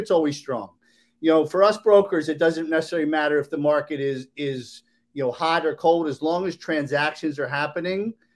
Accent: Maryland, United States; moved away as an adult; now in South Florida, United States; I'm from Maryland

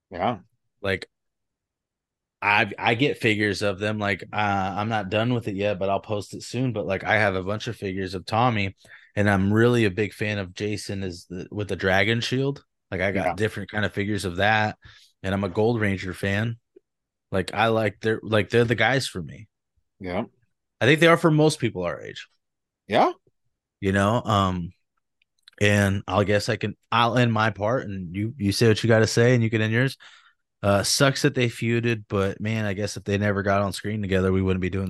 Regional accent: Sutter, California, United States; I grew up in Sutter. I'm so used to it, man.

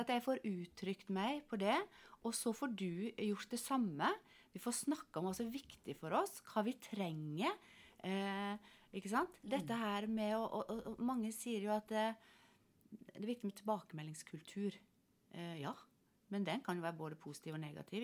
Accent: Sunnmøre, Møre og Romsdal, Norway; moved away as an adult; also born or lived in Finnmark; da er jeg jo sunnmøring

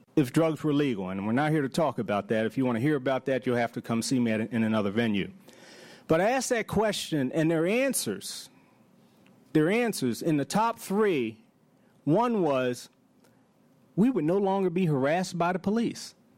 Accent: Baltimore, Maryland, United States; I'm from Baltimore, grew up in Baltimore

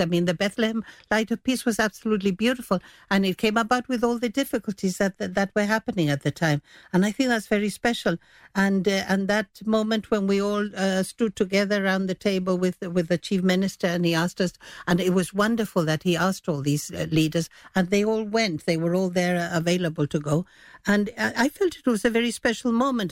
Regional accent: Gibraltar; moved away; I was away from Gibraltar for quite a while

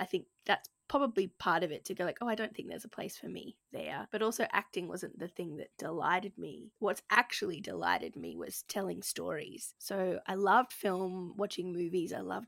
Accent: Gold Coast, Queensland, Australia; I grew up on the Gold Coast in Queensland, Australia, and was a chubby kid, asthmatic kid who hated the beach.

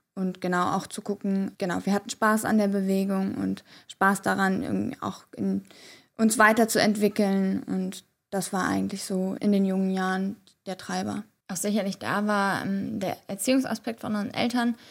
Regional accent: Bonn, North Rhine-Westphalia, Germany; wir sind in Bonn zur Schule gegangen

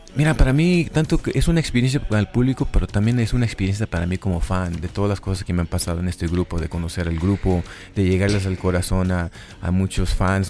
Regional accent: Los Angeles, California, United States; Yo soy de Los Ángeles, Hollywood

